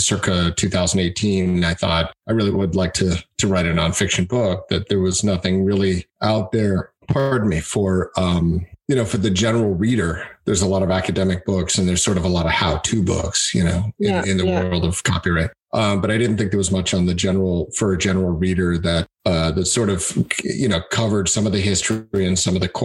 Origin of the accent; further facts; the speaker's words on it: United States; I am an American, as in a United States American